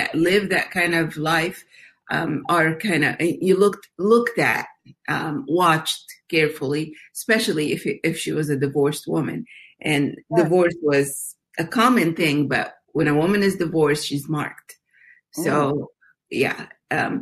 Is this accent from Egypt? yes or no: yes; Egypt; I grew up in Egypt as in a Muslim family